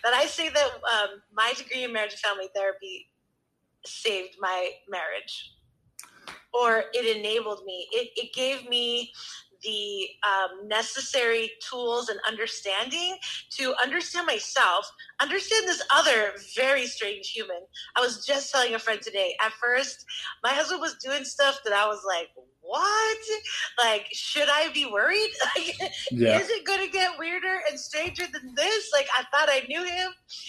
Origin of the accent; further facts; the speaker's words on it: New York, United States; And so it was my dad's sauce because, you know, we're from New York.